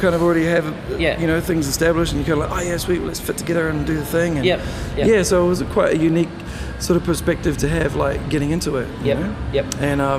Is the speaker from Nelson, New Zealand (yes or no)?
no; Bluff, Southland, New Zealand; Yeah, so I grew up in Bluff. It's a great place to raise your kids, I think, you know?